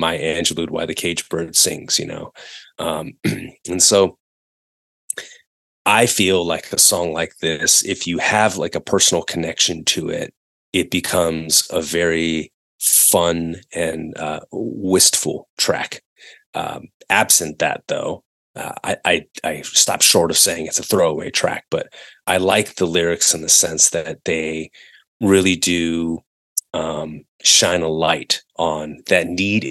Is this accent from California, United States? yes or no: yes; Northern California, United States; growing up in Northern California